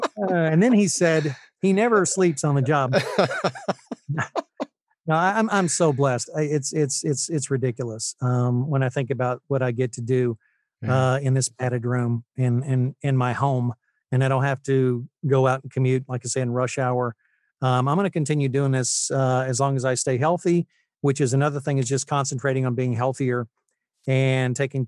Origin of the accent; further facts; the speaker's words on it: Utah, United States; also born or lived in Tennessee; I was born in Tennessee, but I actually lived in Utah from 79 to 82 or 83. So I spent my high school years there and fell in love with the place.